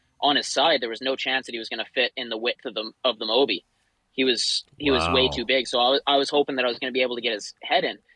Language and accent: English; Chase, British Columbia, Canada; I grew up born and raised in Chase